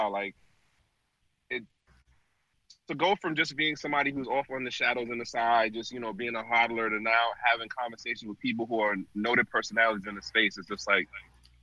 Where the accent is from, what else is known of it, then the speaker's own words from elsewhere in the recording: New York City, New York, United States; now in Baltimore, United States; originally I'm out of Brooklyn, New York